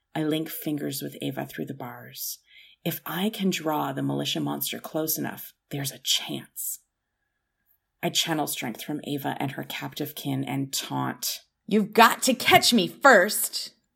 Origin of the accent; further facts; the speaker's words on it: Canada; as a Canadian